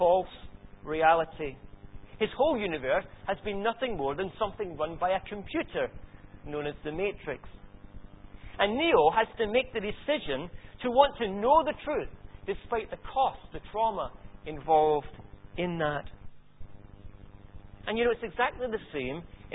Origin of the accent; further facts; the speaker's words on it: Scotland, United Kingdom; accent: Scottish; my Scottish accent